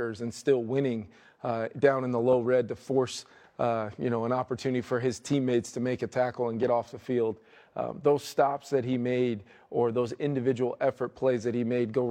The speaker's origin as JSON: {"language": "English", "region": "New Jersey", "country": "United States", "tie": "born or raised there", "moved": "yes", "said": "growing up in New Jersey"}